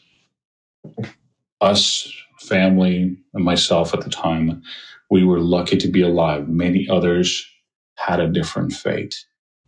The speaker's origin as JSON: {"language": "English", "country": "Kosovo", "moved": "as an adult", "said": "I'm originally from Kosovo"}